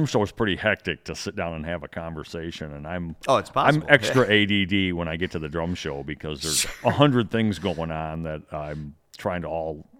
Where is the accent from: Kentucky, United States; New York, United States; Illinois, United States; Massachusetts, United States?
Illinois, United States; Rockford; I've been born and raised in Rockford, Illinois. Yeah. Home of the S-Wing Hammer and Mrs. Fisher's Potato Chips.